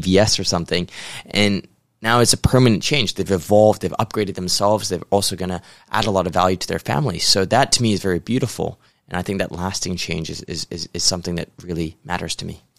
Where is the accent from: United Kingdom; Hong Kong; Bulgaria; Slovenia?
Hong Kong; moved away as an adult; also born or lived in New York, United States; originally a Hong Kong boy, but, uh, went to the U S to start my career in investment banking.